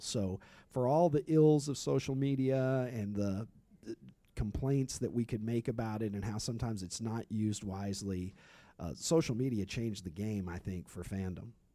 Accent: Kentucky, United States; I grew up in Kentucky

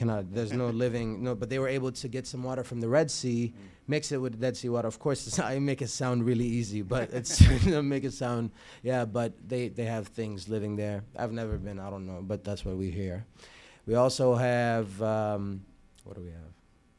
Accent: Jordan; also born or lived in Qatar; I lived 5 years in Qatar, and I was born there, but then I moved to Jordan.

